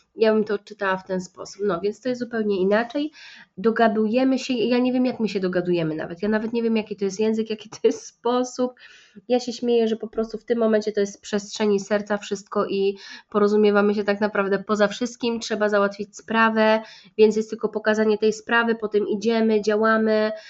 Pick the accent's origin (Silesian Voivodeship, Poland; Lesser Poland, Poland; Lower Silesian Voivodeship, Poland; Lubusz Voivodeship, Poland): Lesser Poland, Poland; Kraków; u nas w Krakowie się to miga inaczej